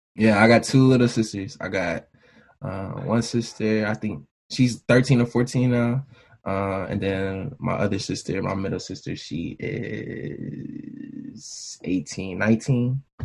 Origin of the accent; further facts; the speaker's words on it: Bristol, Virginia, United States; also born or lived in Marion, Virginia; I grew up Bristol, Virginia, small town in Virginia.